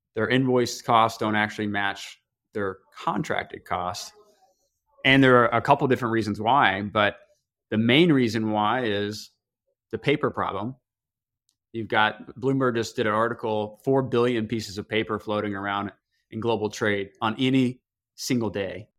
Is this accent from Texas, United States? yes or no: no; Tennessee, United States; now in Chicago, United States; I grew up in a very small town in Tennessee